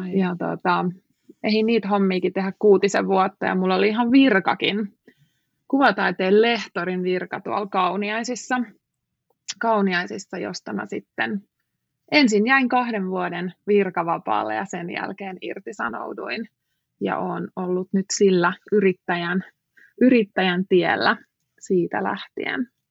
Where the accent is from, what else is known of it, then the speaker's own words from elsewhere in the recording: Finland; moved away as an adult; also born or lived in United States; mä oon Suomesta